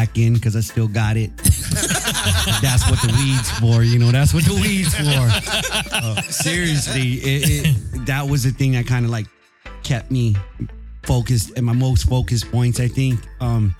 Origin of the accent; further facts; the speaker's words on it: Santa Rita, Guam; now in San Diego, United States; I'm originally from Santa Rita. Big up all my Santa Rita family out there, Southside.